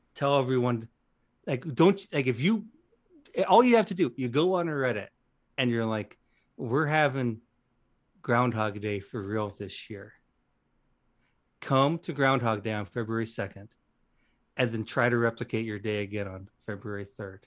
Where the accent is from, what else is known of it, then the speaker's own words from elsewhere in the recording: Western Illinois, United States; I am from Western Illinois